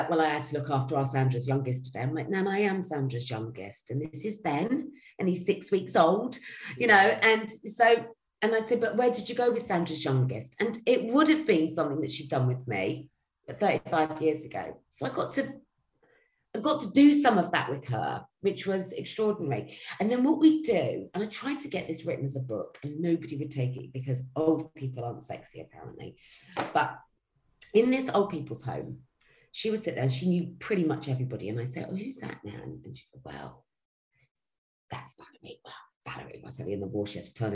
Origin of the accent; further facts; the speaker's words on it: Cheltenham, South West England, United Kingdom; I'm from Cheltenham in Gloucestershire.